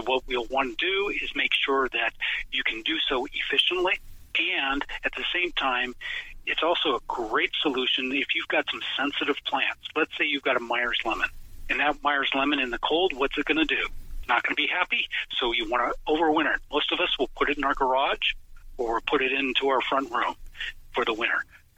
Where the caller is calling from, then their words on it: Portland, Oregon, United States; And we're calling here from Portland, Oregon, and it's beautiful and sunny. Doesn't rain every day, but yes.